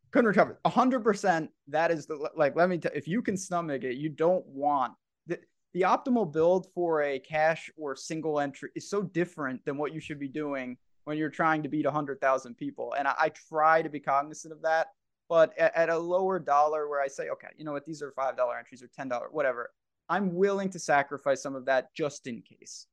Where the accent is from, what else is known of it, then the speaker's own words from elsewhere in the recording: New York, United States; I'm from New York